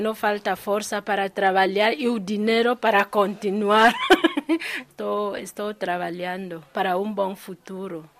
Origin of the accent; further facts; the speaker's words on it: Equatorial Guinea; moved away as an adult; now in Pedrógão Grande, Portugal; Eu sou da Guiné Equatorial. Nasci em Guiné Equatorial, cresci lá, mas já estou cá em Portugal